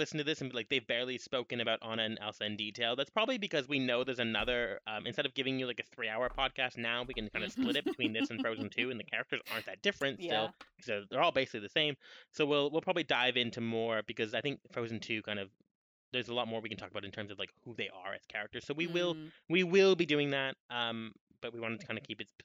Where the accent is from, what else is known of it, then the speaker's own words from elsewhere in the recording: Canada; As a Canadian